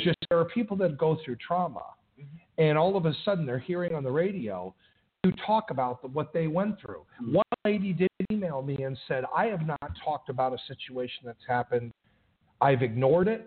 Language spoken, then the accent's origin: English; Los Angeles, California, United States; also born or lived in Chicago; now in Tennessee, United States; I grew up in Los Angeles